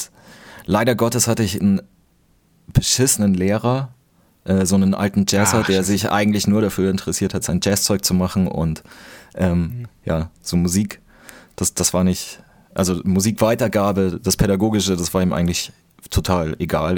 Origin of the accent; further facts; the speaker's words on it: Bavaria, Germany; moved away; ich komm aus Bayern